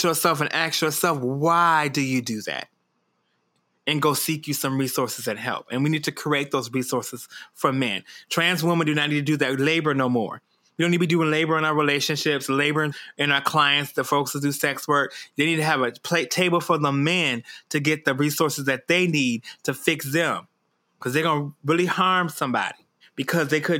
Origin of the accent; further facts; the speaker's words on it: Detroit, Michigan, United States; when I was growing up in Detroit.